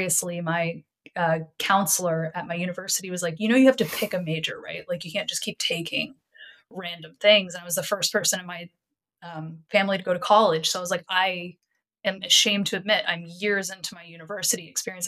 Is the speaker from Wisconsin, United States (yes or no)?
no; Texas, United States; moved away as an adult; also born or lived in Montreal, Canada; I grew up in Texas